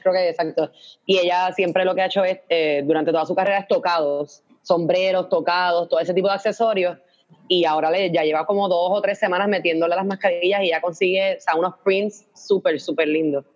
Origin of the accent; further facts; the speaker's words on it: Puerto Rico; also born or lived in United States; cuando doy el ID de Puerto Rico